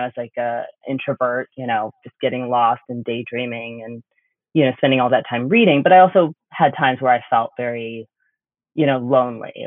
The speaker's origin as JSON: {"language": "English", "region": "Oklahoma", "country": "United States", "tie": "born or raised there", "said": "I grew up in Oklahoma"}